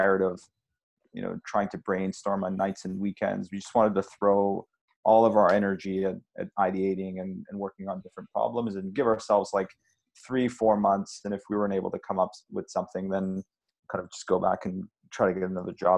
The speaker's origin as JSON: {"language": "English", "town": "Montreal", "region": "Quebec", "country": "Canada", "tie": "born or raised there", "said": "we grew up in Montreal"}